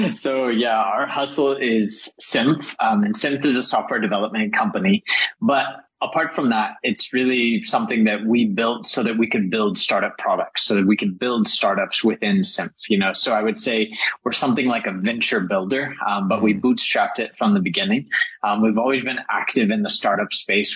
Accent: El Paso, Texas, United States; moved away; I grew up in El Paso, Texas, which is mm. right on the border of Mexico

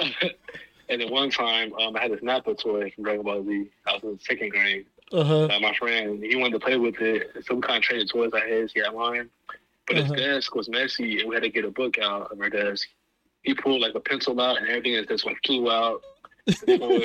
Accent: Lawton, Oklahoma, United States; moved away; I'm from Lawton

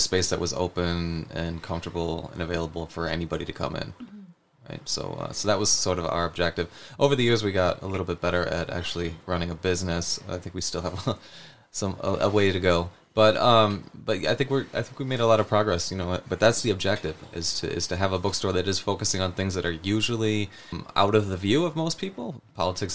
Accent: Buffalo, New York, United States; I'm from Buffalo. I haven't always lived here, but I live here now

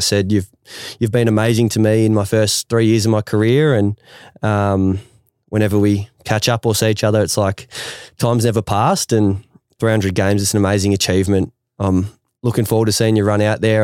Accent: Ferntree Gully, Victoria, Australia; I grew up in Ferntree Gully. It's 45 minutes out of the city

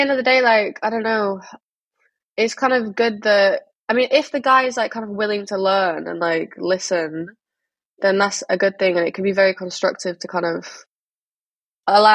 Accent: Manchester, North West England, United Kingdom; I make dance music and I'm a singer from Manchester

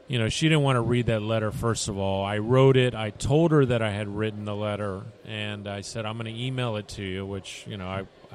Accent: Tampa, Florida, United States; I'm from Tampa.

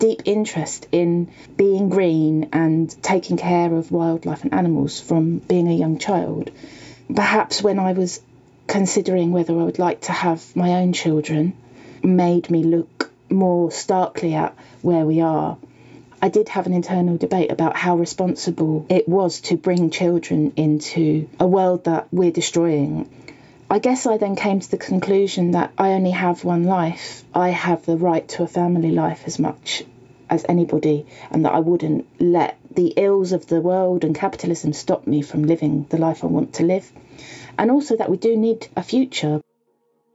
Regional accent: Welwyn Garden City, East of England, United Kingdom; also born or lived in Hitchin, Hertfordshire; I grew up actually just a few miles down the road in a town called Welwyn Garden City.

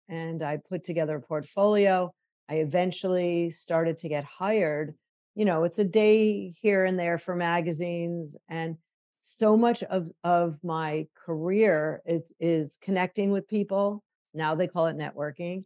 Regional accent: Chicago, Illinois, United States; Growing up in Chicago, my mom was 21 when I was born

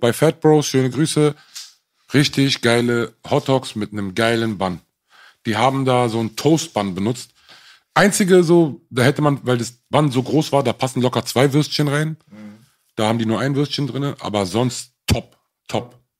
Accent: Berlin, Germany; ich bin Berliner

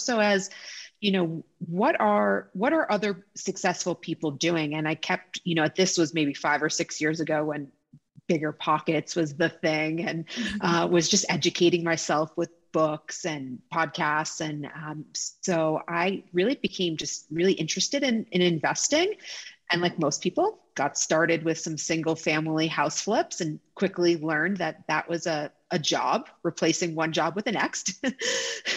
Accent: New York City, New York, United States; I'm a proud New Yorker, born and raised

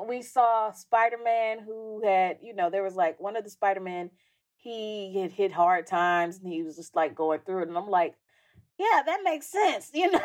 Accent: Jackson, Mississippi, United States; I'm from Jackson, which is a city with skyscrapers

